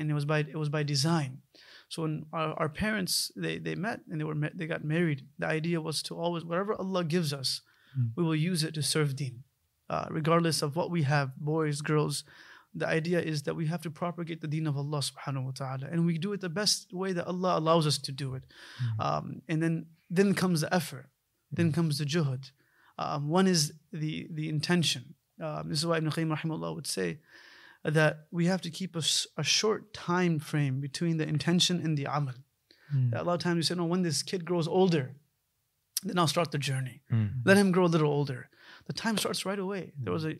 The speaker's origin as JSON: {"language": "English", "country": "United States", "tie": "born or raised there", "said": "we were born and raised in the States. You know, my parents are physicians. They came to the States in 1989."}